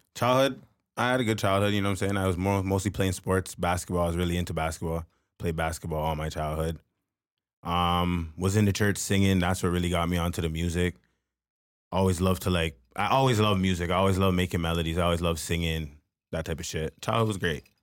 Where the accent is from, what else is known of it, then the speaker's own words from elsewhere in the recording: Bowmanville, Ontario, Canada; also born or lived in Etobicoke / Malton; I grew up in Malton till I was about seven, and then I moved to Bowmanville to live with my grandma.